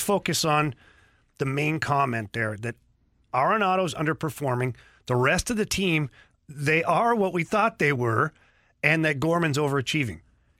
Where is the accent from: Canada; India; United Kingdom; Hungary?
Canada; I'm Canadian